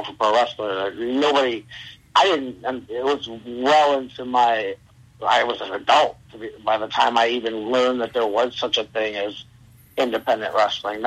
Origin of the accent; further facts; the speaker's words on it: Cleveland, Ohio, United States; I grew up in Cleveland, Ohio, on the near west side